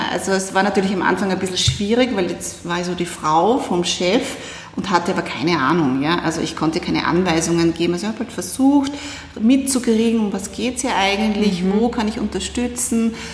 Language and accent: German; Styria, Austria; now in Vienna, Austria; ich bin aus der Steiermark, also auch gar nicht aus Wien